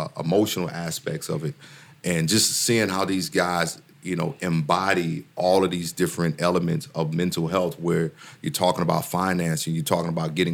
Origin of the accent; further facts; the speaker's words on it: Mississippi, United States; I'm from Mississippi